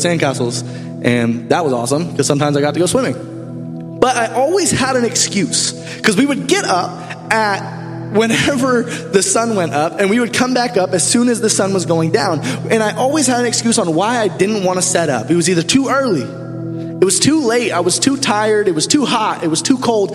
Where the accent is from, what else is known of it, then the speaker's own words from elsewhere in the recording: Tampa, Florida, United States; moved away; I'm from Tampa, Florida